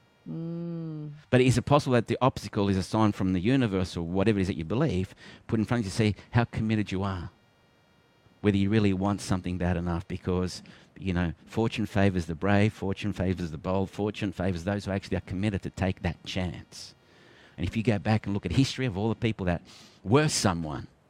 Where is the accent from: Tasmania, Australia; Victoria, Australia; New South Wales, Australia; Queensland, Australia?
Victoria, Australia; Melbourne; I was born in Melbourne